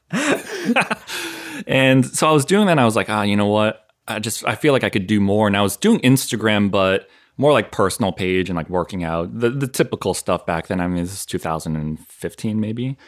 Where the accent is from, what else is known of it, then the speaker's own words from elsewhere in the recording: southern Maine, United States; moved away as an adult; also born or lived in Connecticut / Boston / Florida; I grew up in Maine, southern Maine, which a lot of people are surprised with. Yes, there are Koreans in, in Maine